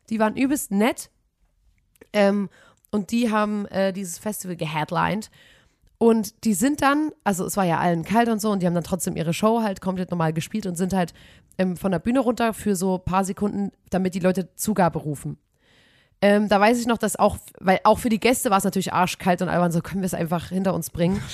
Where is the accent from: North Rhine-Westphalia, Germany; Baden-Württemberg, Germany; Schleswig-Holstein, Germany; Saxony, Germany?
Saxony, Germany; wir kommen aus Sachsen